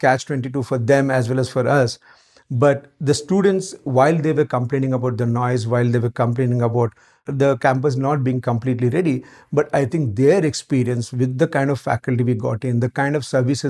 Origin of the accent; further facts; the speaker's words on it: Maharashtra, India; moved away as an adult; also born or lived in Aurangabad; now in Hyderabad, India; born and brought up completely in Maharashtra